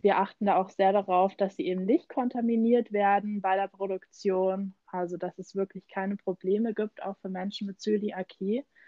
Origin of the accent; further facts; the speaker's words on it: Germany; bei uns in Deutschland